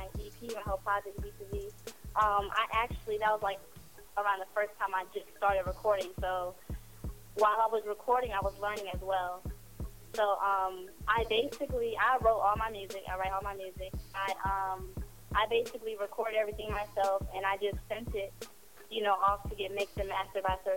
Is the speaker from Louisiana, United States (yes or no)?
no; Virginia, United States; also born or lived in Puerto Rico; I am from Virginia